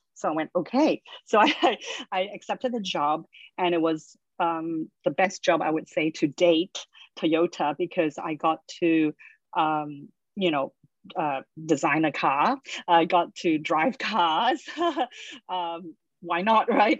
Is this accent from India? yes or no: no; Australia; I grew up in Australia